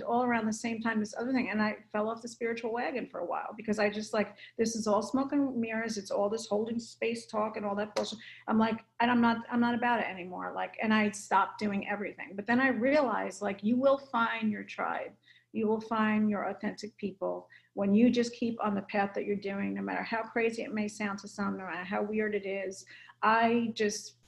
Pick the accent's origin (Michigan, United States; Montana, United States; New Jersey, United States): New Jersey, United States; now in California, United States; I'm from North